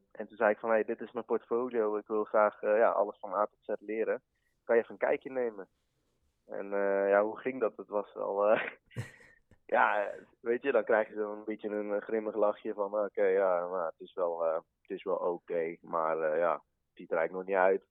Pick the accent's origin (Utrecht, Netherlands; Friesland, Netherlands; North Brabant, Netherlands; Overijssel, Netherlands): North Brabant, Netherlands; Vught; ik kom uit Vught